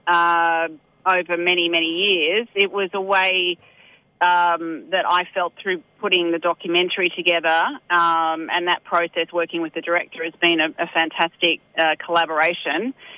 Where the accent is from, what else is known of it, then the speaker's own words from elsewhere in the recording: Sydney, New South Wales, Australia; also born or lived in Newcastle; now in Upper Hunter Valley, Australia; I'm originally from Sydney and, and based now out of Newcastle